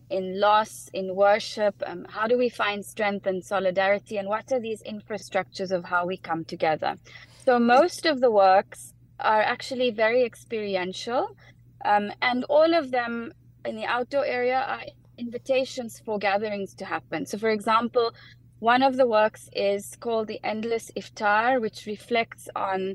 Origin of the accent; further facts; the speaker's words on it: South Africa; also born or lived in United Kingdom; I'm South African, born and bred